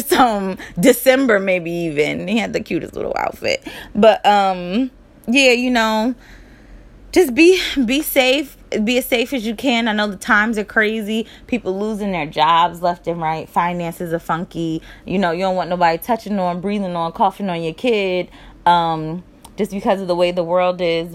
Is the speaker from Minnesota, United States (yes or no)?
no; Charlotte, North Carolina, United States; also born or lived in Newark, New Jersey; I was born in Charlotte, North Carolina